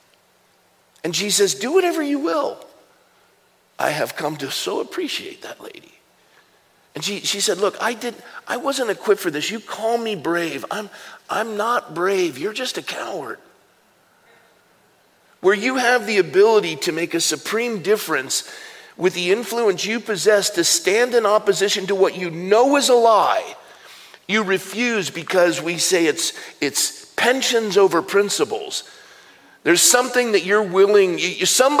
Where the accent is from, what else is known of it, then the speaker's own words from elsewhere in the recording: Coronado, California, United States; It was my hometown where I grew up